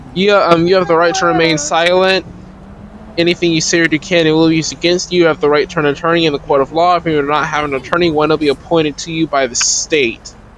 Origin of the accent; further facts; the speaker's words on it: the Carolinas, United States; I'm from the Carolinas.